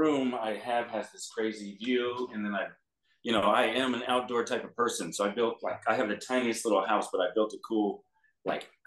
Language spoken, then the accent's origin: English; Los Angeles, California, United States; I'm actually born and raised in LA. I mean, LA County in the Valley, but still, I'm one of the only people that was here since birth.